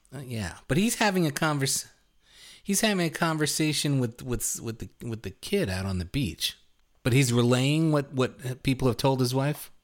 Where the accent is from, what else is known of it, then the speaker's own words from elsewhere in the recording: New York City, New York, United States; moved away as an adult; also born or lived in East Coast; now in Madison, United States; I lived in Brooklyn till I was thirty, thirty-one